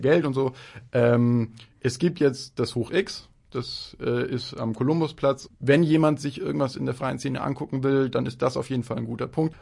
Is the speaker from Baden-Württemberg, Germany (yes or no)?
no; Munich, Bavaria, Germany; ich komme aus München